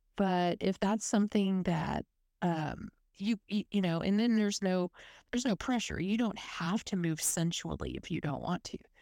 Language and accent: English; South Texas, United States; accent: Texas U S; moved away as an adult; now in Melbourne, Australia; I grew up in South Texas in a little coastal city. It was right next to the Gulf of Mexico